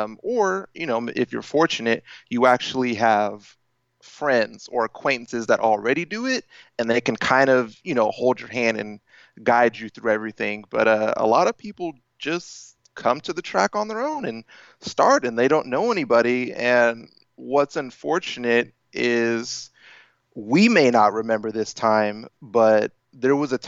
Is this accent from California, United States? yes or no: yes; Sacramento, California, United States; I'm from Northern California, Sacramento to be exact